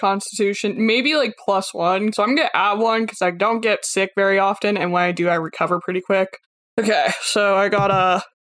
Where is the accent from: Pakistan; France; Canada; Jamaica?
Canada; I'm Canadian